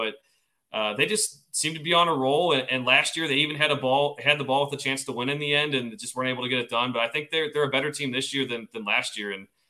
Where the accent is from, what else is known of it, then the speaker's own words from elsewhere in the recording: Cincinnati, Ohio, United States; my hometown, Cincinnati Bengals.